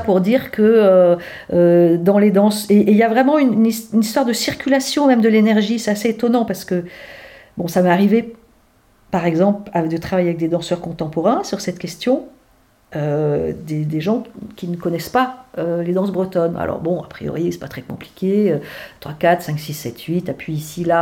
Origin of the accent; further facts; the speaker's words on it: Brittany, France; moved away as an adult; also born or lived in Douarnenez; mon enfance euh, en Bretagne